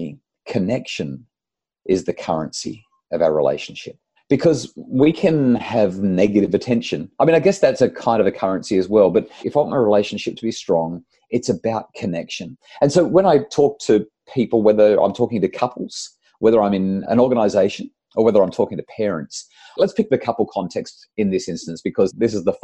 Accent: New South Wales Central Coast, Australia; I grew up on the New South Wales Central Coast

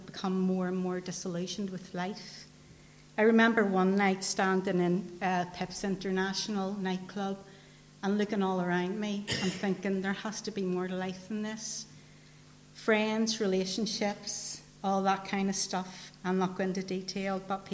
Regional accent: Newtownabbey, Northern Ireland, United Kingdom; I grew up in Rathcoole Estate.

